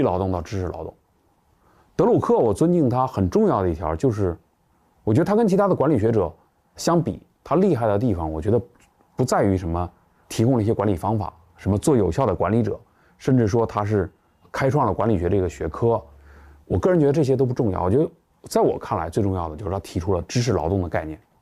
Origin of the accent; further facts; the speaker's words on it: China; 我们中国人